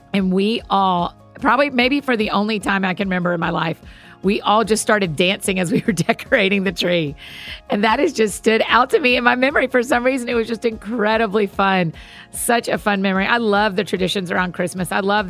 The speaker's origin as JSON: {"language": "English", "region": "Georgia", "country": "United States", "tie": "born or raised there"}